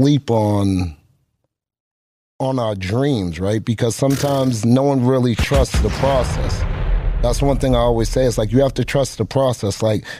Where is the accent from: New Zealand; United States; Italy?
United States; Boston, Massachusetts; Like, we got a lot of great artists, but that patience, like, oh, we'll never blow because we're from Boston.